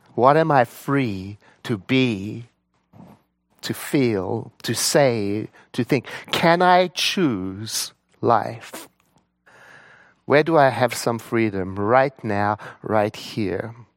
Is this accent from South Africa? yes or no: yes; South Africa; I was born in South Africa in nineteen sixty-one